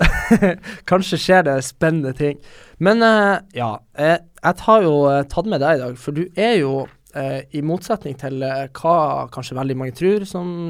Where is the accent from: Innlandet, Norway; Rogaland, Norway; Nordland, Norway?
Nordland, Norway; Bodø; moved away as an adult; also born or lived in Trondheim, Norway; now in Oslo, Norway; de jeg hadde på videregående i Bodø